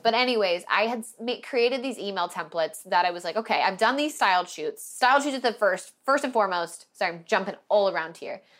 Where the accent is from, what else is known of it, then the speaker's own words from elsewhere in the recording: Portland, Oregon, United States; moved away; started in Oregon where I was from Portland